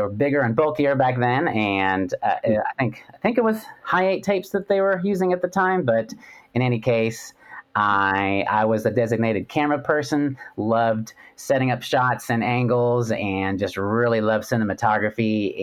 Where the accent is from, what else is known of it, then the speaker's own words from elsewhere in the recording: West Coast, United States; I grew up actually on the West Coast